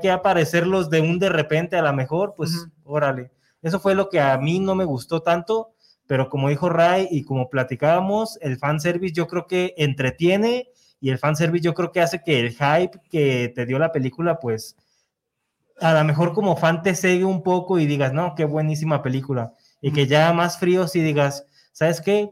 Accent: Mexico

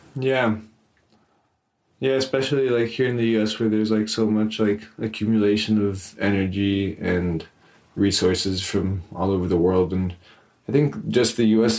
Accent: Amecameca, State of Mexico, Mexico; I grew up in Amecameca, which is uh, very near Mexico City

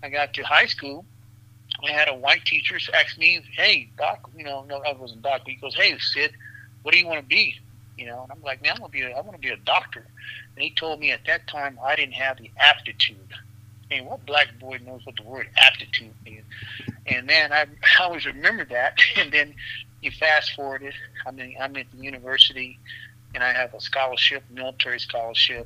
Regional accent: Louisiana, United States; I was born in the great state of Louisiana in a country town, and the reality is that, you know, that country town kind of defined me with Big Mama

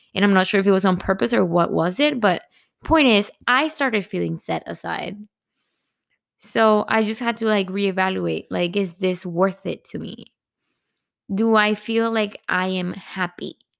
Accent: Monterrey, Nuevo León, Mexico; moved away; I'm from Monterrey

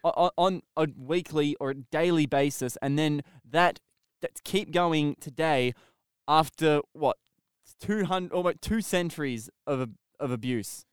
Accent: Australia; I'm Australian

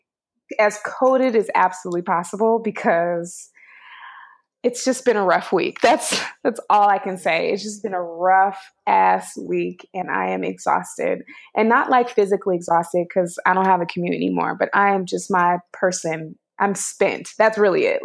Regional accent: the Bay Area, California, United States; also born or lived in East Bay; I just moved to San Francisco. I'm from the Bay

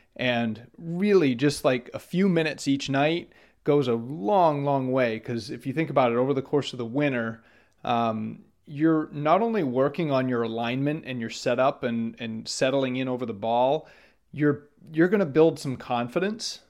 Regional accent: Maine, United States; when I grew up in Maine.

